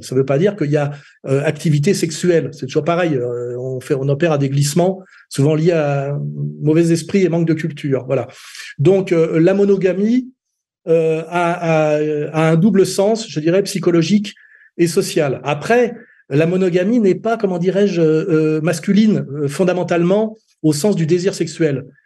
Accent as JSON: {"language": "French", "town": "Meudon", "region": "Île-de-France", "country": "France", "tie": "born or raised there", "said": "quand j'étais gamin à Meudon-la-Forêt, qui était quand même une cité dortoir des usines Renault"}